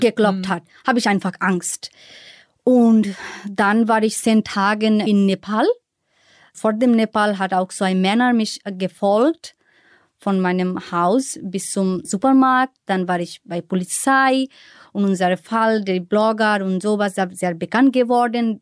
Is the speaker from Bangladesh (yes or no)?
yes; Bangladesh; German is a second language; moved away as an adult; now in Berlin, Germany; was ich in Bangladesch damals gehasst habe